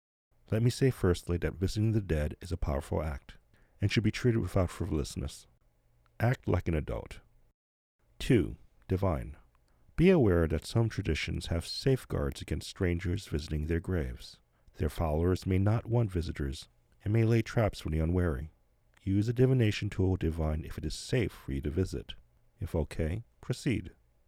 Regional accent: New Jersey, United States; reminded me of the neighborhood I grew up in New Jersey.

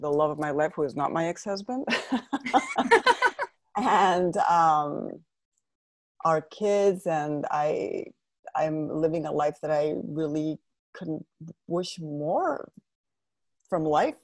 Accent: Spain; moved away as an adult; also born or lived in Madrid, Spain / Pennsylvania, United States / south of Spain; now in United States; I was born in Madrid, but my mother's from Pittsburgh, Pennsylvania, and my dad's from Spain. So I've always had both nationalities. I'm both always bilingual, but I grew up my first 5 years in Pittsburgh, and we're actually in Pennsylvania, not Pittsburgh. But then from five onwards, I mainly lived in Spain until the age of 41.

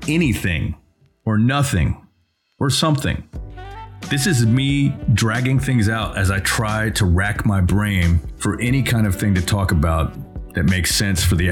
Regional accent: United States; as an American looking from the outside

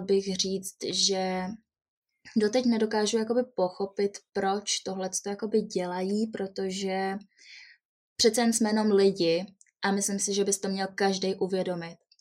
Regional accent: Jihlava, Vysočina Region, Czechia; also born or lived in Prague; Jsem z Jihlavy, Narodila jsem se v České republice

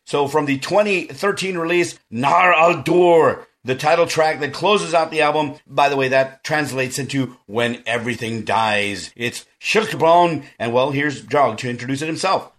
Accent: South Texas, United States; I'm from South Texas and I'm a Mexican American

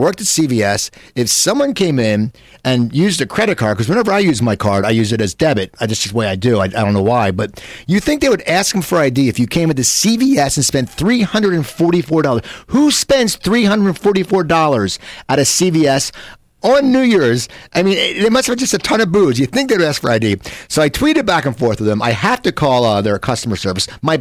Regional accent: right outside Philly in New Jersey, United States; now in California, United States; I grew up in right outside Philly in New Jersey

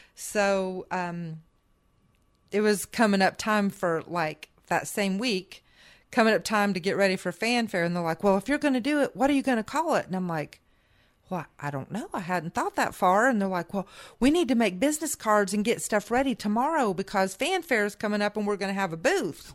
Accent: Indiana, United States; moved away; also born or lived in Michigan / Nashville; growing up in Indiana

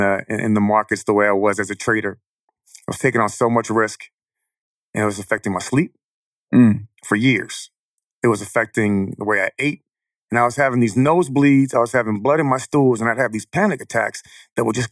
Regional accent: Chicago, Illinois, United States; I'm from Chicago, born and raised.

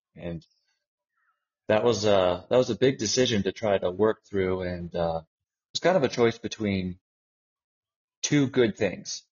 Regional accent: United States; growing up in the United States

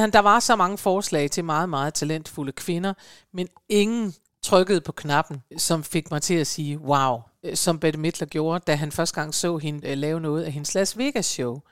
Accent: Denmark; I Danmark

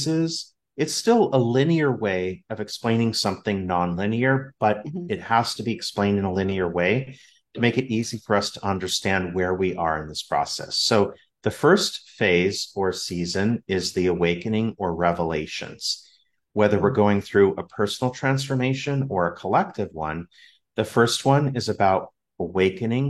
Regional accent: Southern California, United States; I'm from Southern California

